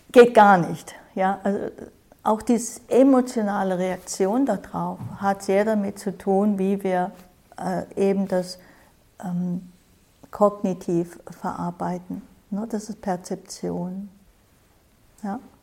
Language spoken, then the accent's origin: German; Germany; Wir hier in Deutschland, ne, ich glaube, wir sind alle aus Deutschland, fast alle vielleicht, wir sind einer ganz bestimmten Art sozialisiert, geprägt